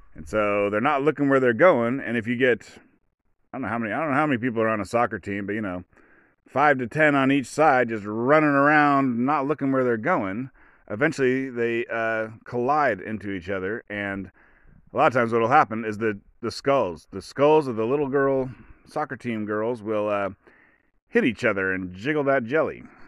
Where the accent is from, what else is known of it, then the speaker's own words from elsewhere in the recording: United States; I'm an American